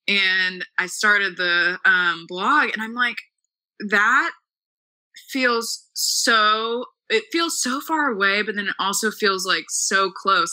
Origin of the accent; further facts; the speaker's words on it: Dallas, Texas, United States; moved away as an adult; also born or lived in Missouri; I'm from Dallas, yes. Okay so from Dallas, went to private school pretty much my whole life